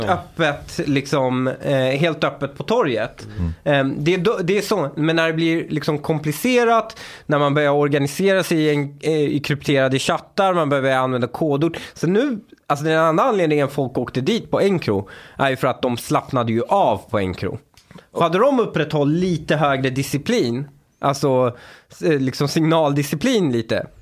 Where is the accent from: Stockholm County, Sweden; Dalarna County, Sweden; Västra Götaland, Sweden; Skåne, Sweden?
Stockholm County, Sweden; Upplands Väsby; Jag kommer från Väsby